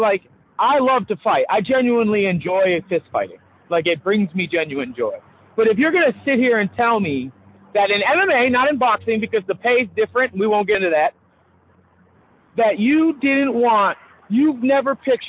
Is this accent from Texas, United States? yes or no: no; Massachusetts, United States; I grew up in Massachusetts.